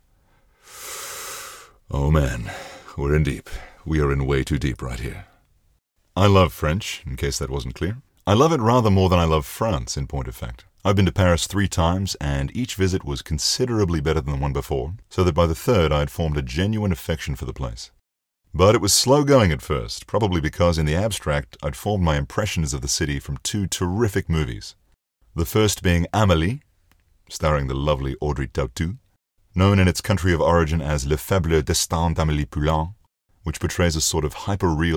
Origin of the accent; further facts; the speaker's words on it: Australia; accent: Australian; my Australian accent